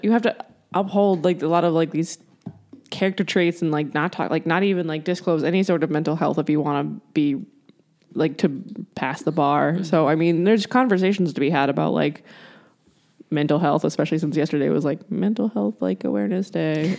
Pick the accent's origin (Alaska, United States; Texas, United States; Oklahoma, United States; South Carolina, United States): South Carolina, United States; now in Ohio, United States; I'm from South Carolina